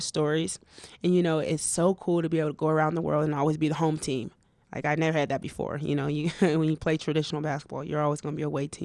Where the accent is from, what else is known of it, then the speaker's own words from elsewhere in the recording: Colorado Springs, Colorado, United States; Colorado Springs. That's where I'm from.